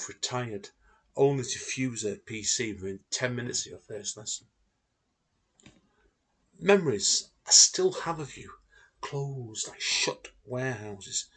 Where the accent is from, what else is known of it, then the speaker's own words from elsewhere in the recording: Manchester, North West England, United Kingdom; I am born and bred in the Manchester area of the United Kingdom